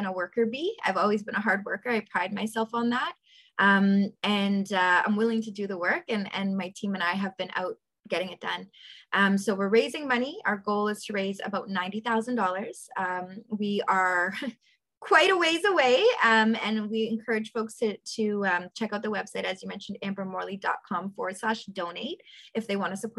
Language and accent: English; Toronto, Ontario, Canada; I grew up in South Etobicoke, born and raised